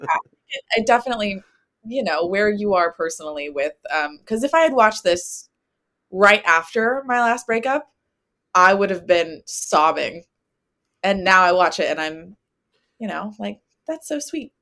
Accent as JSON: {"language": "English", "area": "near Winter Garden", "region": "Florida", "country": "United States", "tie": "born or raised there", "said": "Winter Garden near my hometown"}